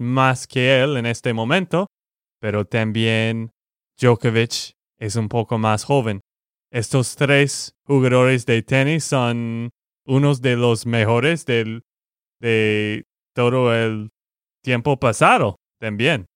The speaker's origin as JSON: {"language": "Spanish", "region": "Texas", "country": "United States", "said": "de Texas, Estados Unidos"}